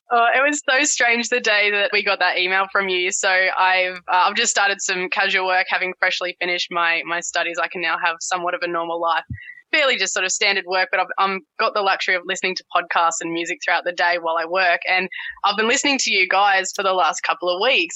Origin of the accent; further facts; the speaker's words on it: Tasmania, Australia; also born or lived in King Island; now in Brisbane, Australia; growing up in Tassie, being Tassie born and bred